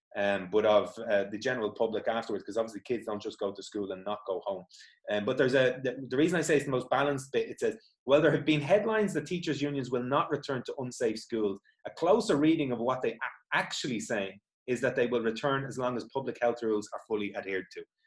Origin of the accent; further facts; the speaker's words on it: Dublin, Leinster, Ireland; I'm from Dublin